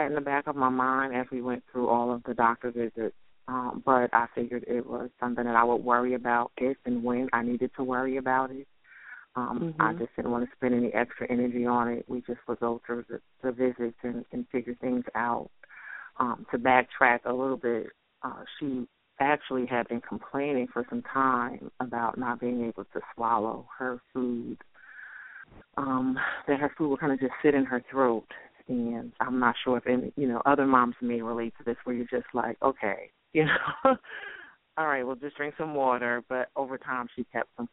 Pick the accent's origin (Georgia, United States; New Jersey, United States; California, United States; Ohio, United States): New Jersey, United States; moved away as an adult; now in North Carolina, United States; I'm originally from New Jersey